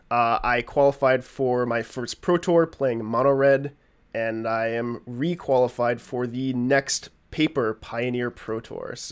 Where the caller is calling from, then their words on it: New England, United States; and I am coming from New England.